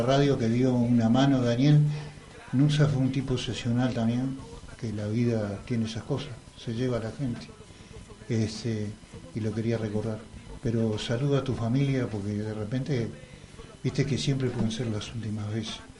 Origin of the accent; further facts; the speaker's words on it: Montevideo, Uruguay; yo soy de La Teja, soy de izquierda, soy un obrero